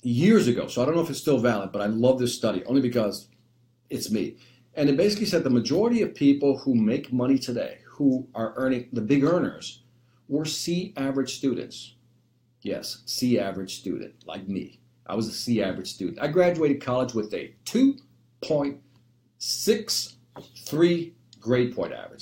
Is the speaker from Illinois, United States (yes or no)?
yes; Chicago, Illinois, United States; We were born and raised in Chicago, right here.